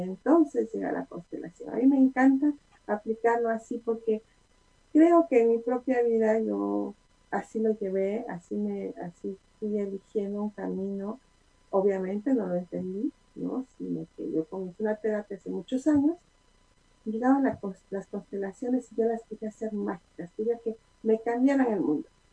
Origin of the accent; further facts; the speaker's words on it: Puebla, Mexico; Como buena poblana